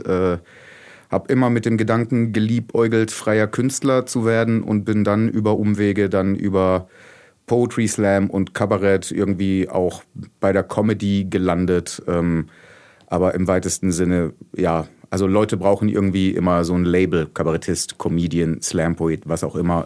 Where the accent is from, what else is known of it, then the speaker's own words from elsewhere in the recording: Oberderdingen, Baden-Württemberg, Germany; also born or lived in Bretten; now in Heilbronn, Germany; aufgewachsen bin ich aber in Oberderdingen